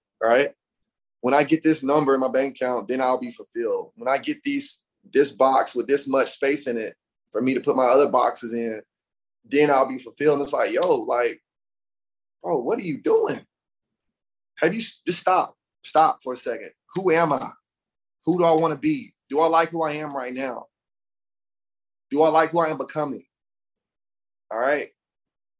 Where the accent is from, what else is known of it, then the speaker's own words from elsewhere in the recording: Alabama, United States; also born or lived in Brooklyn, New York; I'm from the South, I'm from Alabama.